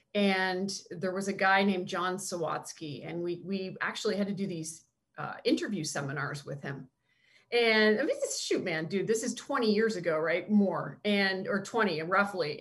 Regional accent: Canada; moved away; growing up in Canada, I was such a Blue Jays fan

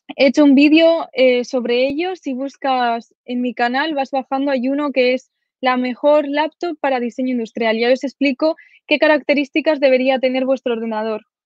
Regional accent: a village in Zaragoza province, Aragon, Spain; also born or lived in Sweden; Ahora estoy en mi pueblo, este que os comento de 2.000 habitantes de, Zaragoza.

